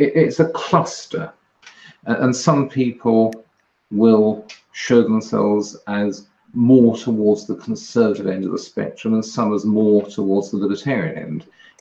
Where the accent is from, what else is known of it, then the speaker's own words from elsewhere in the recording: England, United Kingdom; I'm an English conservative libertarian